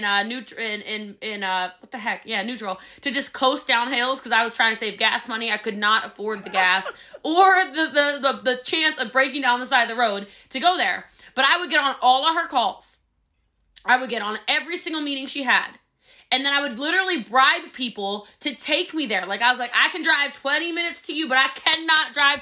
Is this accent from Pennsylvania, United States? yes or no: no; Maryland, United States; I'm from Maryland.